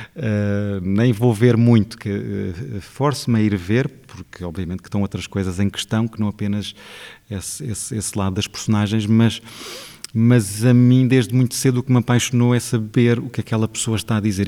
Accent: Portugal; o sítio de onde eu venho

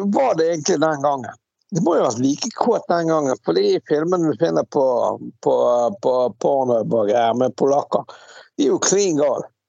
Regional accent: Bergen, Vestland, Norway; also born or lived in Svalbard; jeg som bergenser

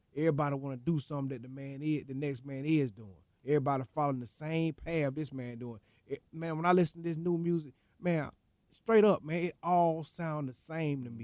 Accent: Atlanta, Georgia, United States; … lived that close to me growing up, man, being, I'm from the Swats

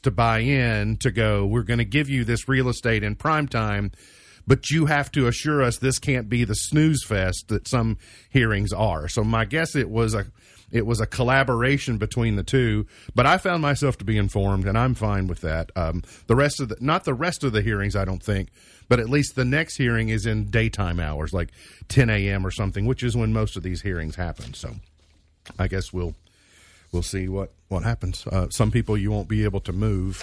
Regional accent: near Caney Creek Road, Grayson County, Kentucky, United States; I grew up very, very nearby

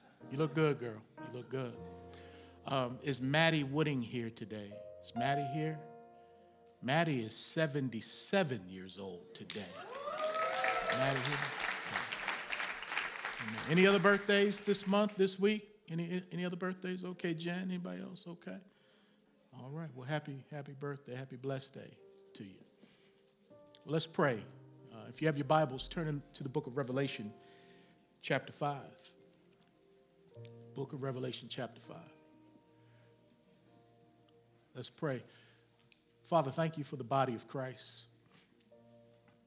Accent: Baltimore, Maryland, United States; The church I grew up in Baltimore, Maryland

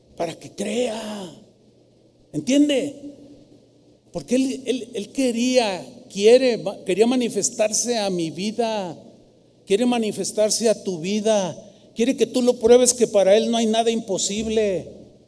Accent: San Luis Potosí, Mexico; now in Guadalajara, Mexico; fui a mi tierra, San Luis Potosí, a visitar a mi familia

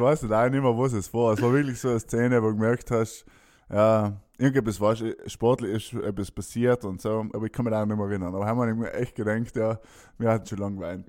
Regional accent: South Tyrol, Trentino-Alto Adige, Italy; Mir als Südtiroler

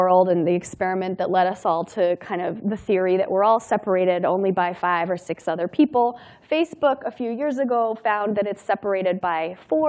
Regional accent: Durango, Colorado, United States; My hometown in Durango, Colorado

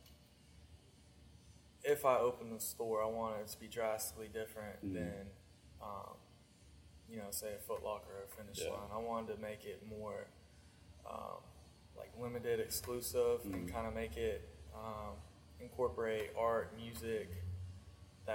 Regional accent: Johnson City, Tennessee, United States; now in Charleston, United States; So where I grew up is Johnson City

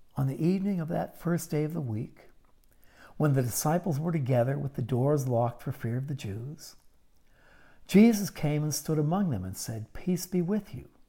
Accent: Pittsburgh, Pennsylvania, United States; I grew up in Pittsburgh, Pennsylvania, in the 1950s and early 60s

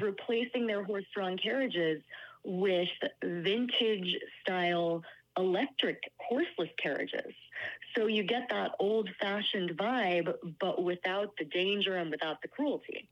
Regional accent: New York, United States; I'm a New Yorker

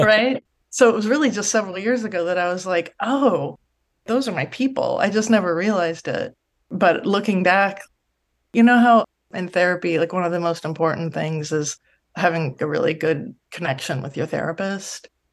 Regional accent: Los Angeles, California, United States; I grew up in San Pedro, California in the seventies and eighties

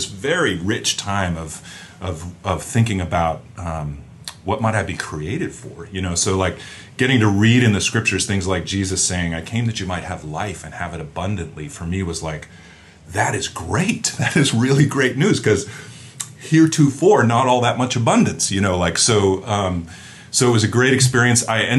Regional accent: just outside of Boston, Massachusetts, United States; I grew up in the Northeast, just outside of Boston, in what was probably a very common sort of Irish Catholic experience growing up. And by the time I was, I'm the fourth of five kids

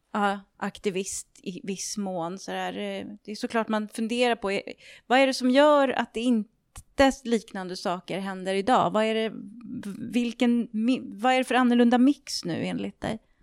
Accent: Orminge, Stockholm County, Sweden; jag är uppvuxen i Orminge

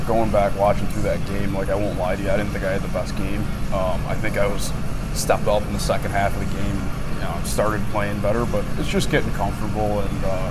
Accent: upstate New York, United States; moved away as an adult; now in Knoxville, United States; I'm from New York, so upstate New York

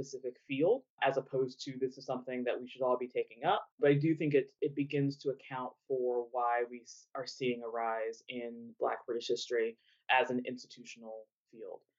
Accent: United States; moved away as an adult; now in United Kingdom; I'm American, was born in the U.S.

